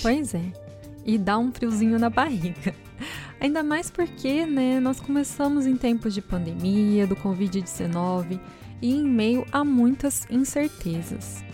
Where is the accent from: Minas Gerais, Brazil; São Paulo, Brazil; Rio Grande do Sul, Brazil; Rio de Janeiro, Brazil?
São Paulo, Brazil; Batatais; accent: interior paulista, caipira, more mineiro than paulista; moved away; meu sotaque é do interior paulista, eu sou de Batatais.